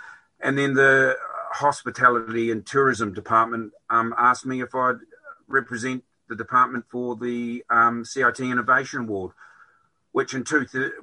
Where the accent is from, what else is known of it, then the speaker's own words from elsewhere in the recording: Whanganui, Manawatū-Whanganui, New Zealand; moved away as an adult; also born or lived in Australia / Dublin, Ireland; now in Skibbereen, Ireland; I'm originally from New Zealand. I've come from a place in the North Island on the west coast called Whanganui